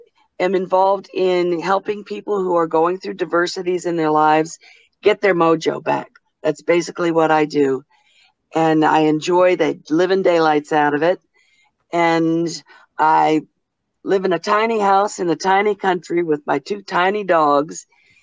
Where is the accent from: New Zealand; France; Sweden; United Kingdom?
New Zealand; Rotorua, Bay of Plenty; Hi, kia ora. I'm from Rotorua, New Zealand, calling you.